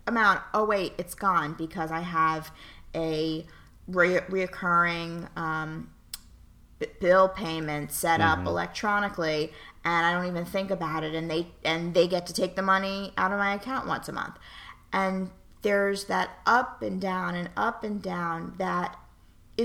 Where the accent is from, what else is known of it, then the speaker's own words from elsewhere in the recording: New York City, New York, United States; moved away as an adult; also born or lived in Pittsburgh; born and raised in New York City